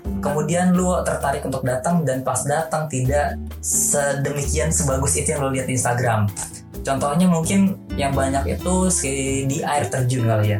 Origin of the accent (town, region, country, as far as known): Bogor, West Java, Indonesia; born or raised there